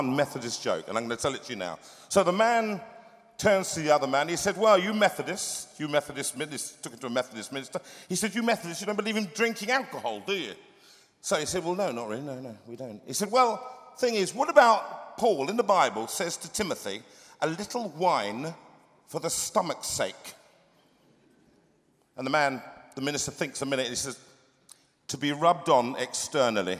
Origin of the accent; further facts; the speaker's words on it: London, United Kingdom; it was difficult growing up in just not far from here, in Harlesden, Willesden, just up the road. And that's where I went. I went to school in Kilburn. I'm a Londoner